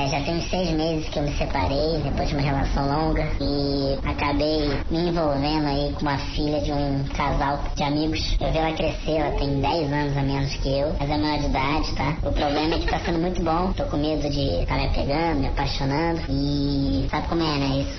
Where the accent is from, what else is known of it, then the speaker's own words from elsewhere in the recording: Rio de Janeiro, Brazil; now in Florianópolis, Brazil; Sou do Rio de Janeiro, sou novo aqui em Floripa.